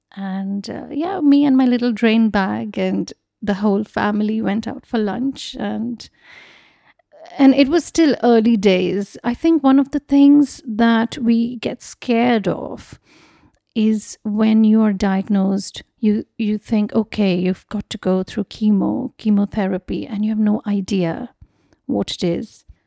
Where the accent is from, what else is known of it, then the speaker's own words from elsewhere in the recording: Mumbai, Maharashtra, India; moved away as an adult; also born or lived in Kolkata; I was born in Mumbai and I grew up there.